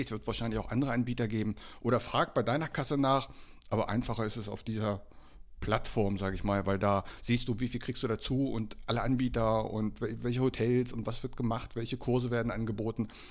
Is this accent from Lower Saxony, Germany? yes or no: no; Bad Homburg, Hesse, Germany; moved away; nach Bad Homburg, also meine alte Heimat, Hessen